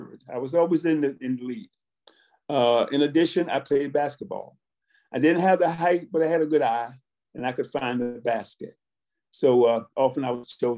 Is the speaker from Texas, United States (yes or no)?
no; Richmond, Virginia, United States; I was born in Richmond, Virginia, to two very loving and disciplinarian parents